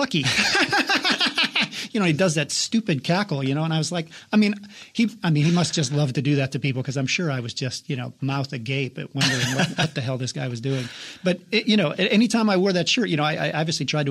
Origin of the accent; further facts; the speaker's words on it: Ohio, United States; moved away; I'm from Ohio